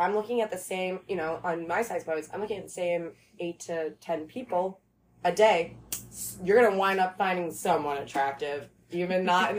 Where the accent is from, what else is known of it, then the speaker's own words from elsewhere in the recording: Michigan, United States; So, she's also from Michigan. So I'm like, oh, dope. Another Michigan girl.